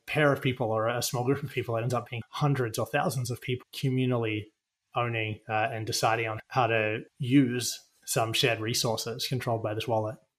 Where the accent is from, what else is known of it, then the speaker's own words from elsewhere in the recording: Australia; now in United States; I come from Australia and I live in the US now